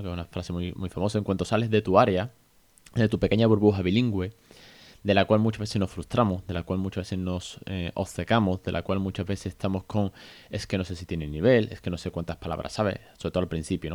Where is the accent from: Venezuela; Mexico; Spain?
Spain; Porque somos eh, nativos de España